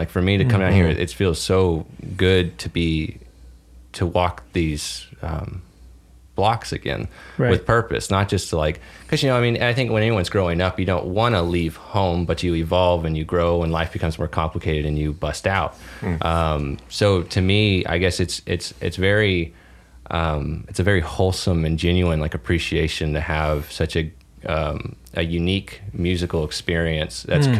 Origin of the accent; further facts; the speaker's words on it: Dallas, Texas, United States; I was actually born and raised around here.